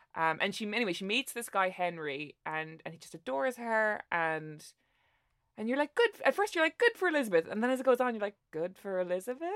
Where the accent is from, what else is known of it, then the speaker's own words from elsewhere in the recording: Ireland; as an Irish person